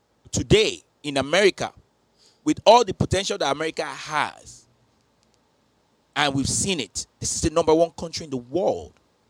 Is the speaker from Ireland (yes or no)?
no; Nigeria; As a Nigerian sister, designing it.